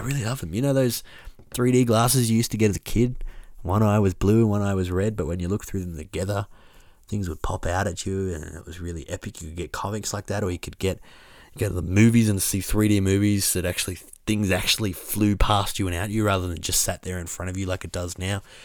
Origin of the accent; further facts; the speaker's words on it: Orange, New South Wales, Australia; I'm walking around my hometown